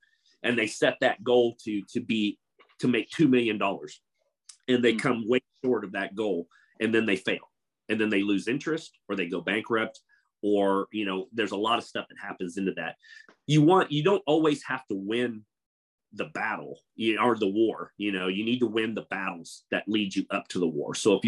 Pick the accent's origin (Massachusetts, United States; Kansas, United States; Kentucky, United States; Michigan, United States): Kansas, United States; growing up in Kansas, they think it's like 100 acres of wheat and corn and cattle and stuff.